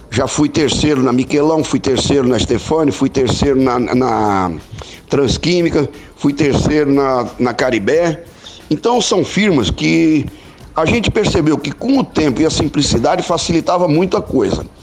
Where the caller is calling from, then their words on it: Uberaba, Minas Gerais, Brazil; sou aqui da cidade de Uberaba, Minas Gerais.